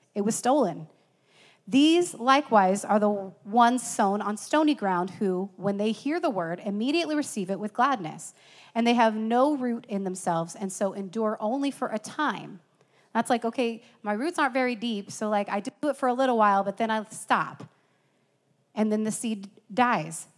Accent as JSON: {"language": "English", "region": "Iowa", "country": "United States", "tie": "born or raised there", "said": "I grew up in Iowa, but I did not live on a farm"}